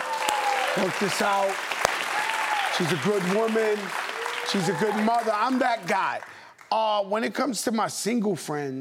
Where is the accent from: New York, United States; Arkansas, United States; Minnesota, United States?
New York, United States; New York City; when I was a kid growing up in the Bronx